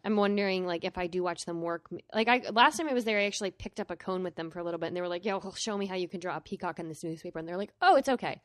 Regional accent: Vermont, United States; I'm from Vermont

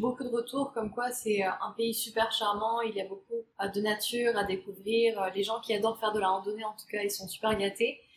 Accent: France; moved away as an adult; on est française

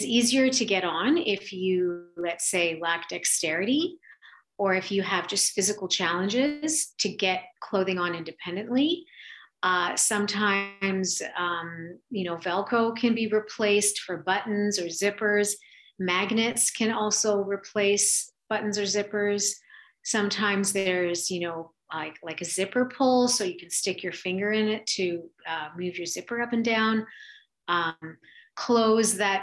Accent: Canada; being Canadian doing fashion

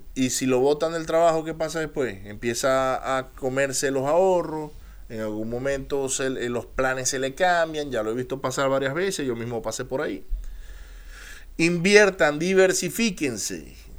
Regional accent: Maracaibo, Zulia, Venezuela; accent: maracucho; moved away; also born or lived in United States; Yo soy americano de nacimiento, soy venezolano de crecimiento y de corazón y si me lo notan el acento, pueden decir que soy maracucho

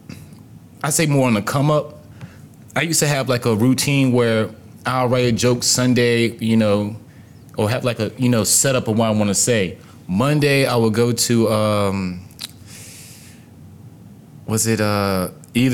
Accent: Virginia, United States; I'm from Virginia

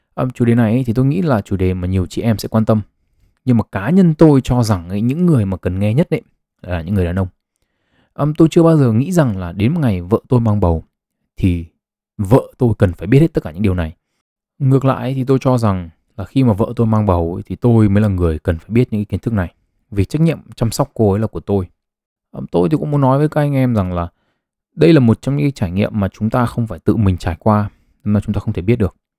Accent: Vietnam; người Việt Nam chúng ta

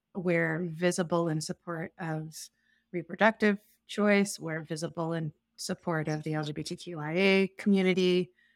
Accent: Plymouth, New Hampshire, United States; now in Moscow, Idaho, United States; I grew up in the Starking U U Fellowship in Plymouth, New Hampshire

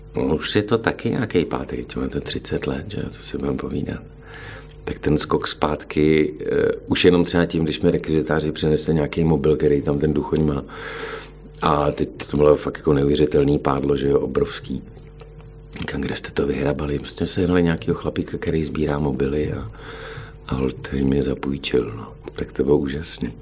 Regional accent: Jihlava, Vysočina Region, Czechia; moved away as an adult; now in Plzeň, Czech Republic; jsem z Jihlavy

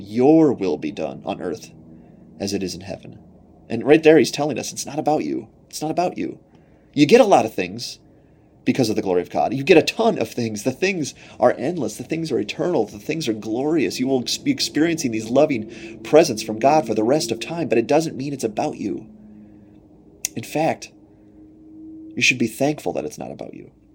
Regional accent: United States; as an American

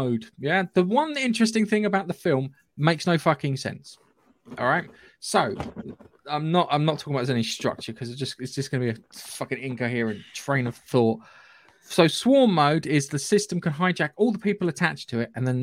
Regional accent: North Surrey, South East England, United Kingdom; accent: regional (North Surrey area); my regional accent

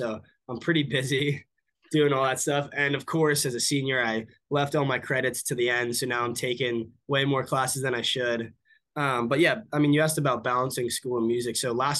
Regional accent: Pennsylvania, United States; also born or lived in California / Massachusetts; now in Texas, United States; So I was born in Los Angeles, but when I was like very young, I moved to Pennsylvania. Okay. And then grew up a little bit between Pennsylvania and Massachusetts.

